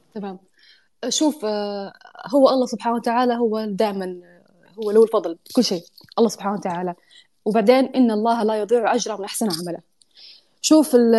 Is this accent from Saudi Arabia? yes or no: yes; Saudi Arabia; moved away as an adult; now in United Arab Emirates; انا اصلا جايه من السعوديه